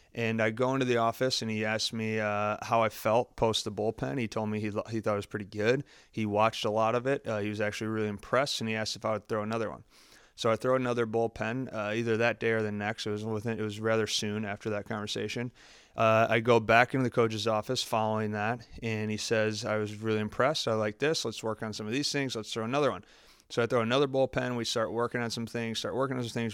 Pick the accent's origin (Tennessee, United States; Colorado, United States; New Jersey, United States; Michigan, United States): Michigan, United States; Farmington; also born or lived in Columbus, Ohio; I grew up, I grew up in Michigan, Farmington, Michigan is where I grew up.